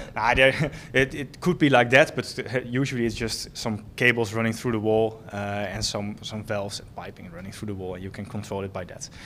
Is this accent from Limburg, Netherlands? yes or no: no; Bergen, North Holland, Netherlands; moved away; also born or lived in Enschede; I'm originally from, uh, Bergen near Alkmaar in, uh, Noord-Holland